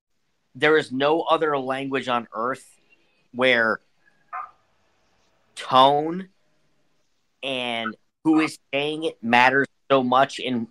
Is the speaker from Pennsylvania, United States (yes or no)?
yes; Pittsburgh, Pennsylvania, United States; well, I'm from Pittsburgh, so.